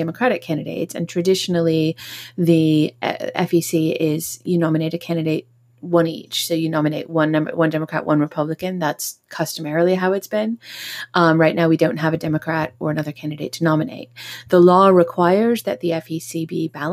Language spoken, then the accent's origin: English; United States; now in United Kingdom; I am an American citizen living in the UK